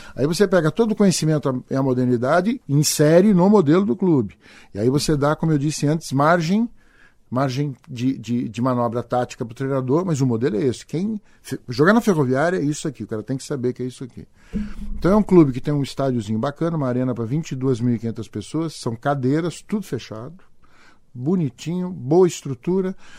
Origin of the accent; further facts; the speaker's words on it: Araraquara, São Paulo, Brazil; eu sou de Araraquara, recebo um convite pra ser coordenador metodológico da ferroviária